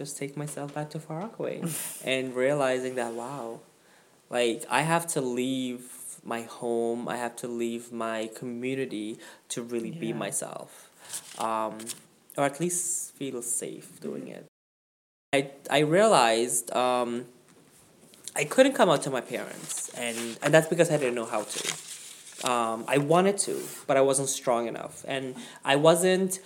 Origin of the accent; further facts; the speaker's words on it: Guyana; moved away; my upbringing in Guyana